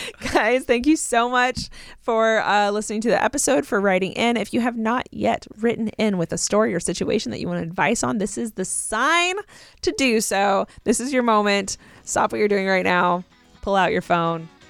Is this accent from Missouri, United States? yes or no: no; Southern California, United States; I grew up in Southern California